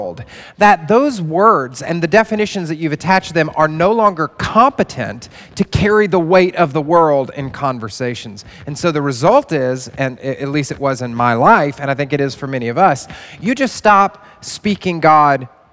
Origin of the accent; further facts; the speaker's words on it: the Bible Belt, United States; moved away as an adult; now in New York City, United States; I grew up in the Bible Belt